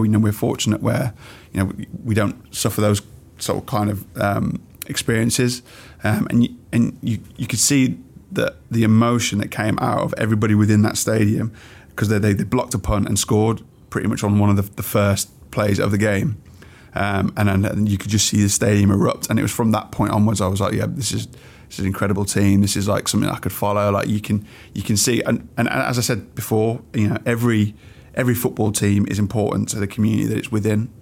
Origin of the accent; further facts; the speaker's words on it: Wolverhampton, West Midlands, United Kingdom; I grew up in Wolverhampton, um, a few different areas